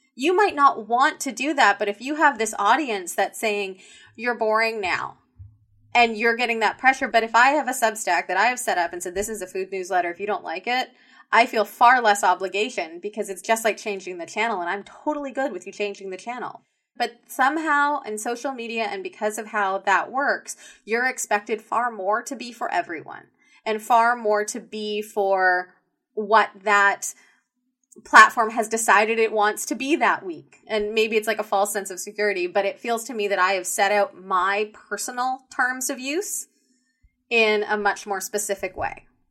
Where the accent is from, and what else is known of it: Canada